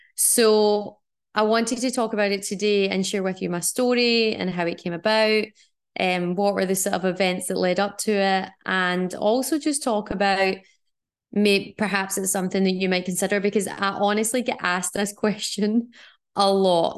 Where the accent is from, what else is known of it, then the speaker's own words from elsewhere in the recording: Scotland, United Kingdom; moved away; also born or lived in Australia; growing up in Scotland and living in Australia